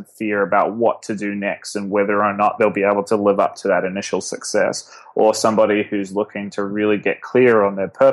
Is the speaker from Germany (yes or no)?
no; Auckland, New Zealand; moved away as an adult; now in New York, United States; I actually grew up in the biggest city, sort of right in the center of the biggest city in New Zealand